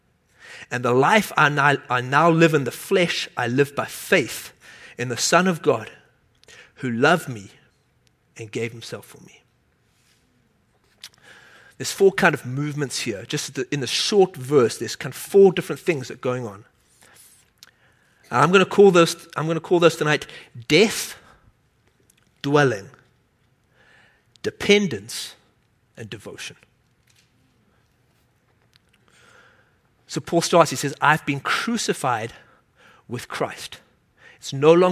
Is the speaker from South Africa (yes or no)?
yes; South Africa; moved away; I grew up in South Africa